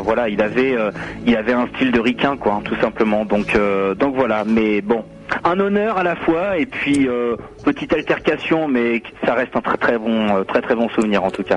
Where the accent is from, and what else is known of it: Normandy, France; born or raised there; moved away